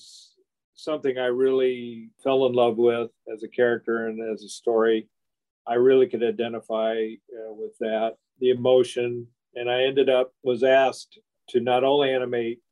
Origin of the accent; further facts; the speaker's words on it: Midwest, United States; moved away as an adult; now in California, United States; I grew up on the Midwest.